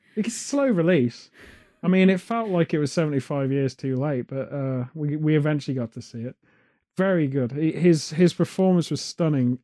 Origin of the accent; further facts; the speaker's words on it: United Kingdom; as British people